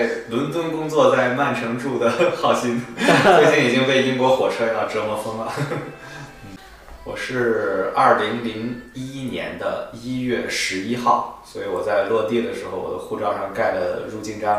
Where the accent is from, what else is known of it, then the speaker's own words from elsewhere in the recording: Zhengzhou, Henan, China; moved away as an adult; also born or lived in Manchester, United Kingdom; now in London, United Kingdom; 在郑州，我家乡